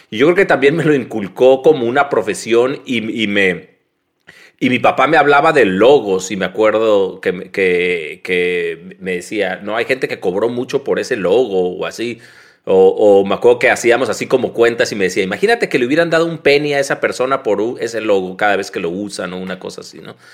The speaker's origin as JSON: {"language": "Spanish", "town": "Tijuana", "region": "Baja California", "country": "Mexico", "tie": "born or raised there", "said": "Nací y crecí en Tijuana y, y, es un lugar ahí como muy privilegiado. Bueno, ¿no? Nací en el 75"}